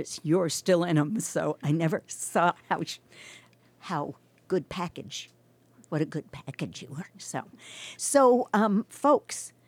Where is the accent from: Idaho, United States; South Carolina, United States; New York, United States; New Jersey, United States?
New York, United States; also born or lived in Boston; now in Astoria, United States; I'm from New York and lived in Boston